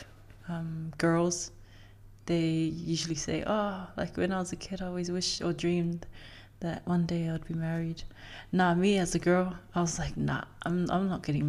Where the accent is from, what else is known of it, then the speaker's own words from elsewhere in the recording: Auckland, New Zealand; I grew up in Otara